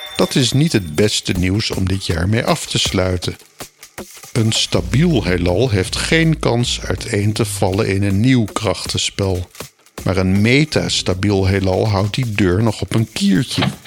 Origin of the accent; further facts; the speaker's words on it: Groningen, Netherlands; Toen wij in mijn jeugd als gezin in Groningen woonden in de Kattenhagen